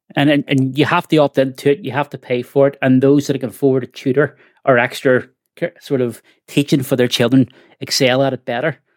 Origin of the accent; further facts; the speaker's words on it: Belfast, Northern Ireland, United Kingdom; growing up in the Shankill